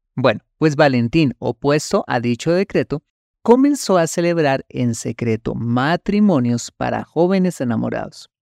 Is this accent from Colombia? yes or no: yes; Colombia